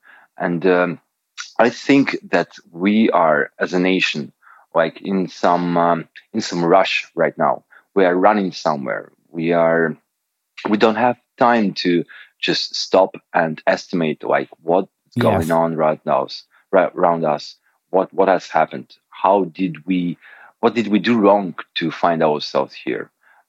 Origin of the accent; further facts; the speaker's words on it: Moscow, Russia; moved away as an adult; now in Lithuania; I'm from Moscow, and my mom is from Moscow.